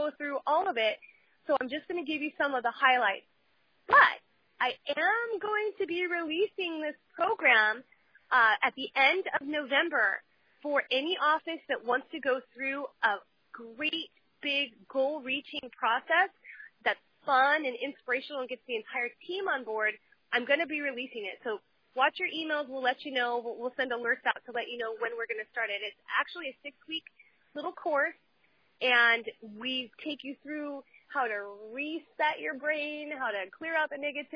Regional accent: Huntington Beach, California, United States; I grew up in Huntington Beach, and everybody around here has beach cruisers

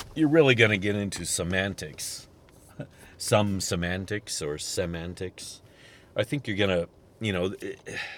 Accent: United States; It's kind of part of being American

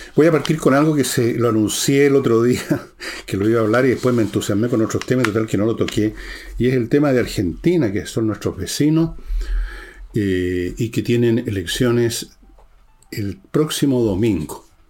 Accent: Chile

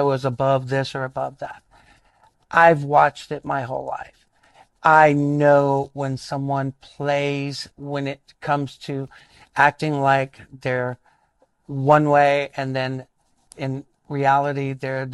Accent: South Carolina, United States; I grew up in rural South Carolina

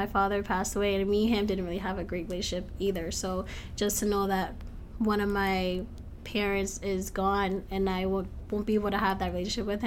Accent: Lowell, Massachusetts, United States; I'm from Lowell, Massachusetts

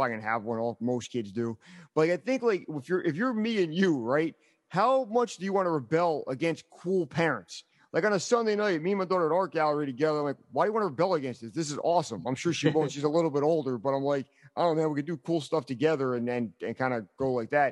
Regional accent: Toms River, New Jersey, United States; When I was growing up in Toms River

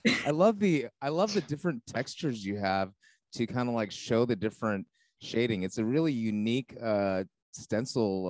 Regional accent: Los Angeles County, California, United States; I grew up uh, not L.A. L.A. proper, but I grew up L.A. County too

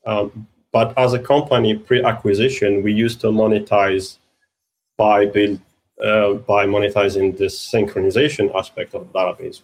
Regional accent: London, United Kingdom; I'm from London

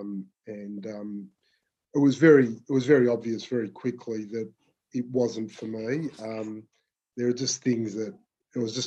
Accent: Melbourne, Victoria, Australia; I grew up in Melbourne, in the southeastern suburbs

